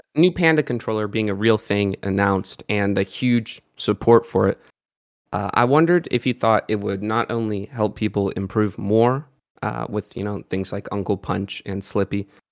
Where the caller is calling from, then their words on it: Pittsburgh, Pennsylvania, United States; I'm calling in from Pittsburgh